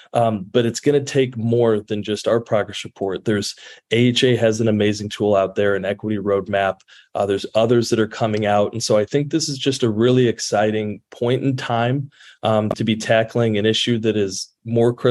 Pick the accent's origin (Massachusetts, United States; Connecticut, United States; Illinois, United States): Illinois, United States; Central; And so I'm from Central Illinois, and we have that saying that's, does it play in Peoria?